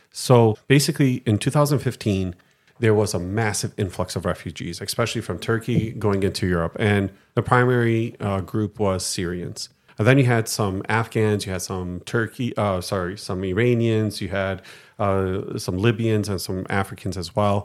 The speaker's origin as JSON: {"language": "English", "town": "Detroit", "region": "Michigan", "country": "United States", "tie": "born or raised there", "moved": "as an adult", "lives_now": "Greece", "said": "from Detroit, Michigan, born and raised"}